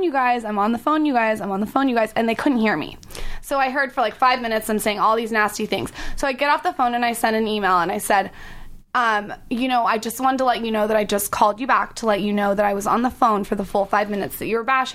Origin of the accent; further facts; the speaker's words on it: San Diego, California, United States; I'm from San Diego